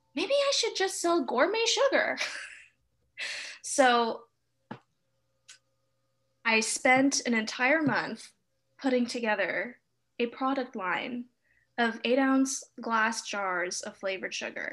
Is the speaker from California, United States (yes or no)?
yes; Los Angeles, California, United States; moved away as an adult; also born or lived in Montreal, Canada; I was born and raised in Los Angeles.